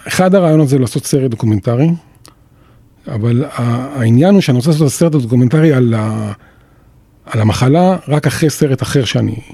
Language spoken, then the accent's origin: Hebrew; Jerusalem, Jerusalem District, Israel; אני גדלתי בירושלים